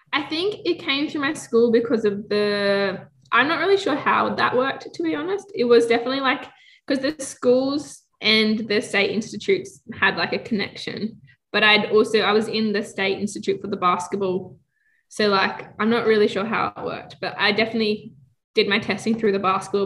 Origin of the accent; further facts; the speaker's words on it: Australia; as an Australian